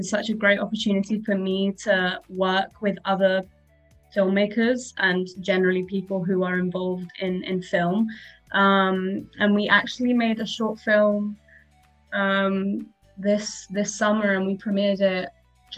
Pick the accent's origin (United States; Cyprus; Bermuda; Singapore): Cyprus; moved away; also born or lived in Glasgow; I'm from Cyprus